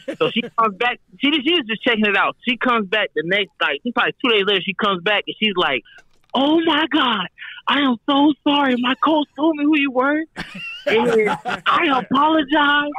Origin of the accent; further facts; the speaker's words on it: Atlanta, Georgia, United States; also born or lived in Denver, Colorado; I was born in Denver, so like before we moved to Atlanta